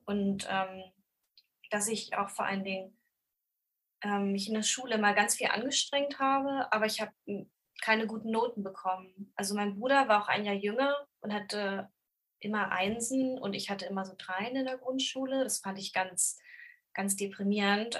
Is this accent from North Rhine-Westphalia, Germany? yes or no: no; Braunschweig, Lower Saxony, Germany; moved away as an adult; also born or lived in Hannover / Göttingen; now in Hamburg, Germany; also ich komme aus Braunschweig